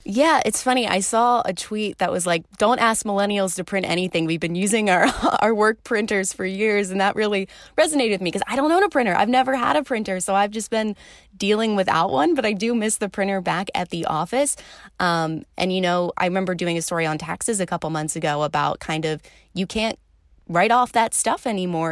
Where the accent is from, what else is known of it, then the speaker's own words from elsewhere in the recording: suburbs of Philadelphia, Pennsylvania, United States; moved away as an adult; also born or lived in Illinois; the East Coast, about an hour outside of Philly, right along kind of the Jersey border, is where I grew up